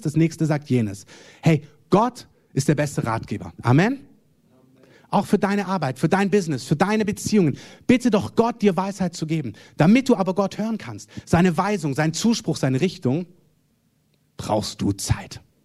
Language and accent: German; Germany; Wir sind als Deutsche